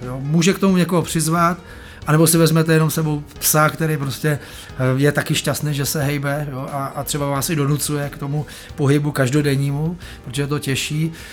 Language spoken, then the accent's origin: Czech; Prague, Czechia; Já jsem vyrostl tady v Praze na horách, na Proseku